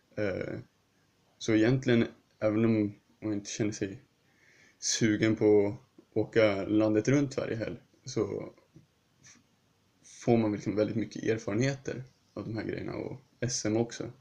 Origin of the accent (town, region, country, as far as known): Sweden; also born or lived in Huddinge, Sweden